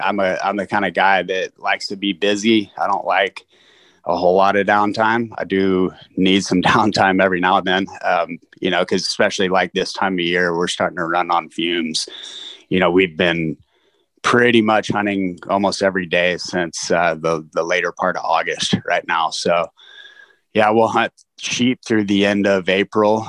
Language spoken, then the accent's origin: English; South Texas, United States; being from that part of the state